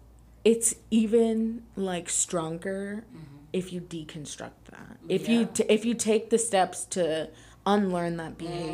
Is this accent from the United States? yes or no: yes; United States; as an American